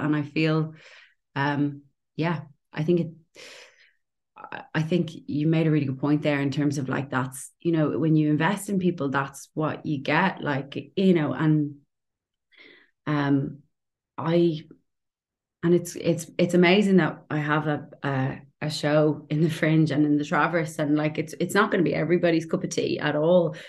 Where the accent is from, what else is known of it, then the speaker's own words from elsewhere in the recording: Dublin, Leinster, Ireland; moved away as an adult; now in Portobello, Edinburgh, United Kingdom; I'm from Dublin